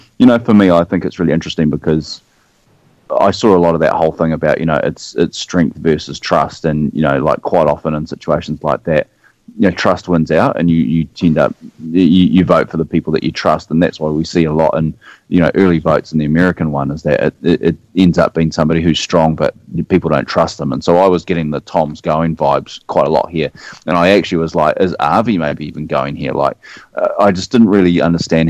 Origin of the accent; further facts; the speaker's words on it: New Zealand; accent: New Zealand; Even as a Kiwi